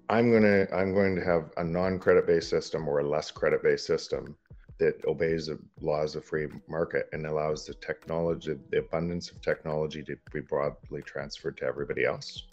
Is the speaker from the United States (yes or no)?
no; Canada; From Canada, I'm entrepreneur